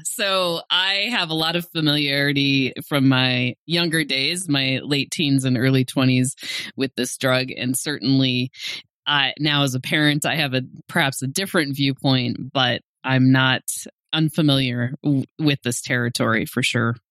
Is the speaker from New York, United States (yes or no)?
no; Great Falls, Montana, United States; also born or lived in Missoula; I'm from Great Falls